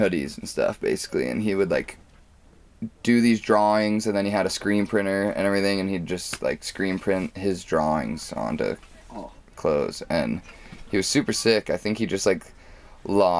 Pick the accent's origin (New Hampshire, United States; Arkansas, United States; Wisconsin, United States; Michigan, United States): New Hampshire, United States; New London; I grew up in New London, New Hampshire.